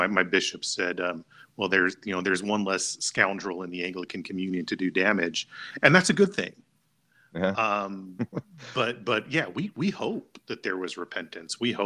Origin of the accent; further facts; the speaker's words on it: United States; American Christians